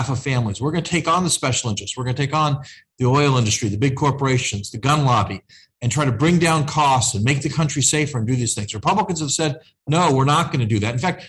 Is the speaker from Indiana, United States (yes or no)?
yes; Indiana, United States; now in Washington, United States; my home state's in Indiana